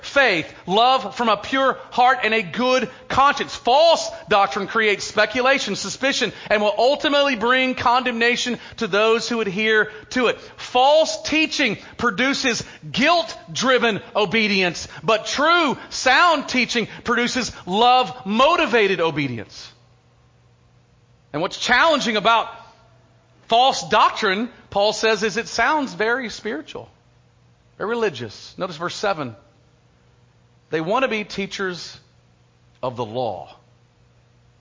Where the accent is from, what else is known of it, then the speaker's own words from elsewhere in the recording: United States; as American Christians